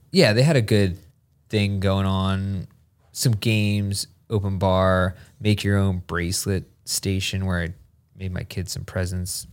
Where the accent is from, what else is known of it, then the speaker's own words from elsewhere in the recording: Hershey, Pennsylvania, United States; moved away; I grew up outside of Hershey